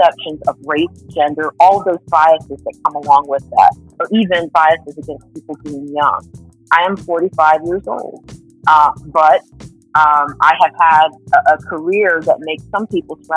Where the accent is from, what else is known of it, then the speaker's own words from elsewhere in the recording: Puerto Rico; I was born on the island of Puerto Rico in San Dulce